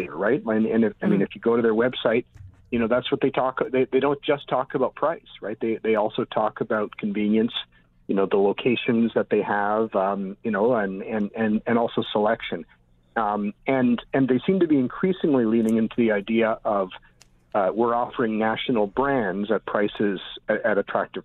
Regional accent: Toronto, Ontario, Canada; when I was a kid growing up in Toronto

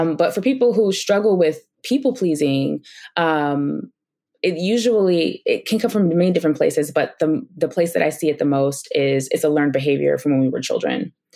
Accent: New York City, New York, United States; moved away; I grew up in Brooklyn, New York

